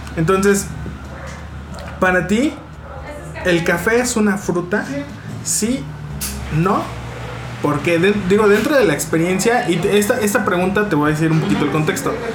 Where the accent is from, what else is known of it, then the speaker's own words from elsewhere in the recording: Mexico; nosotros como mexicanos